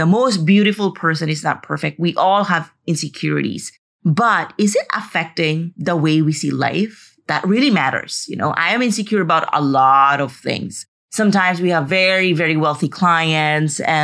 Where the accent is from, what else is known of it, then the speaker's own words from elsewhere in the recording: Philippines; moved away; also born or lived in Madrid, Spain; I'm finally in the Philippines